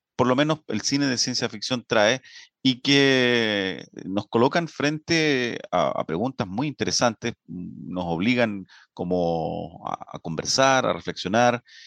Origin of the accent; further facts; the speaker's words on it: Linares, Maule, Chile; moved away as an adult; now in Concepción, Chile; soy linarense, pero me siento penquista de adopción